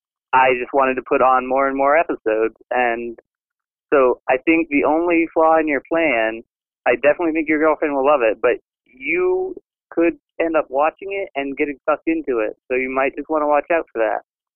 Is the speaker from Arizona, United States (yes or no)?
no; Maine, United States; moved away as an adult; now in Rochester, United States; I'm from Maine, but I go to Rochester Institute of Technology in New York right now.